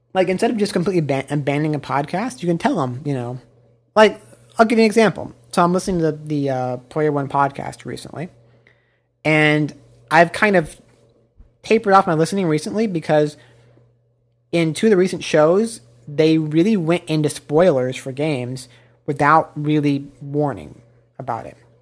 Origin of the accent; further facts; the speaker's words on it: Midwest, United States; now in Los Angeles, United States; I grew up in the Midwest